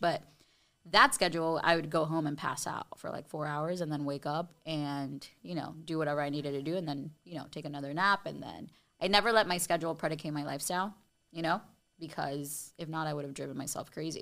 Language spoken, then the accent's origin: English; Miami, Florida, United States; working in my hometown on T V at a station that I used to, like, you know, I grew up watching.